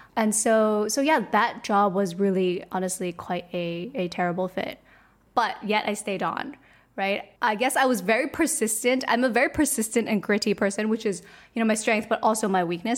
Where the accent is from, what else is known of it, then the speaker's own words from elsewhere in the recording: Hong Kong; I was born and raised in Hong Kong